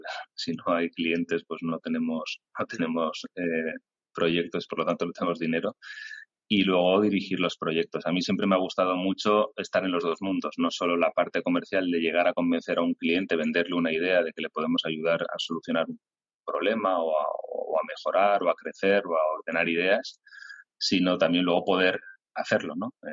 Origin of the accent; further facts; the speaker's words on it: Castellón, Valencian Community, Spain; also born or lived in Alicante; Me, he criado aquí en Castellón, me siento, me siento de Castellón, aunque nací en Alicante, eh, mis padres son alicantinos